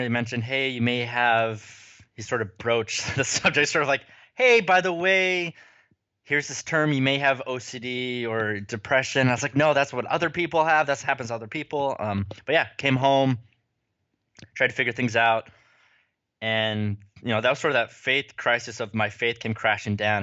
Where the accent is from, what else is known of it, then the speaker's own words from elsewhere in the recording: United States; moved away; also born or lived in California / Utah; I am a child of the West, grew up in California and Utah